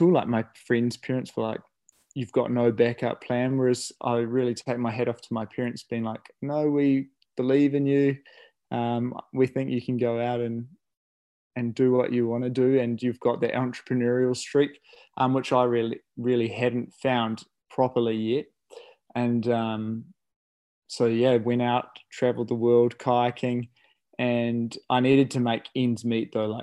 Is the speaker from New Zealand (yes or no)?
yes; Okere Falls, Bay of Plenty, New Zealand; i guess i grew up in Okere Falls so that's where the Okere River or the kaituna river flows from